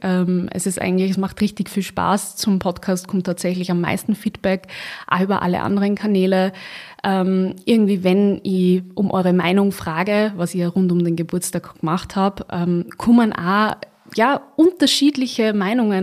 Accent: Austria; bei uns in Österreich

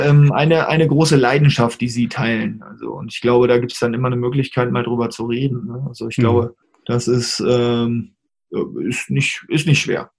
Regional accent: Hanover, Lower Saxony, Germany; in meiner Heimatstadt damals in Hannover

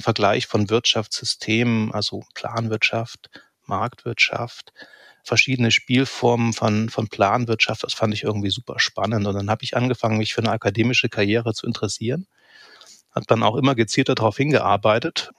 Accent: Eilenburg, Saxony, Germany; ich bin 1978 geboren in Eilenburg. Das ist ein kleines Städtchen so im, im, im Nordosten von Leipzig, Nordsachsen. Und ja, ich habe eine sehr behütete Kindheit gehabt

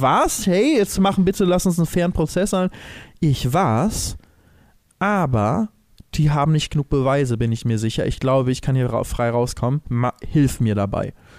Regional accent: Germany; als Deutsche

